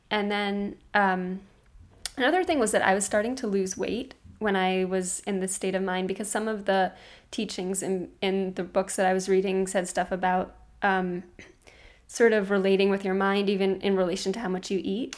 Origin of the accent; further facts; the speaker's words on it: New York City, New York, United States; I was from Brooklyn